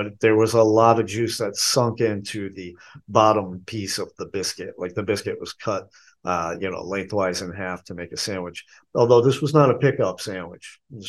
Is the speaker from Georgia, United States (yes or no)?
no; Boston, Massachusetts, United States; also born or lived in Chicago; now in Asheville, United States; take this from a person who spent most of his life growing up in Boston and living in Chicago. But I've been here in Asheville now 18 years.